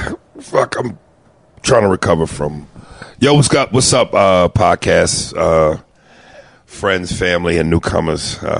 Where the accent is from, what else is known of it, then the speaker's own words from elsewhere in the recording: East Coast, United States; I'm from the East Coast